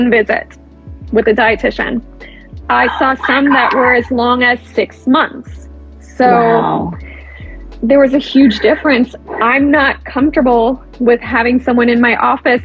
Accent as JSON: {"language": "English", "town": "Cleveland", "region": "Ohio", "country": "United States", "said": "I'm originally from Cleveland, Akron isn't too far from me"}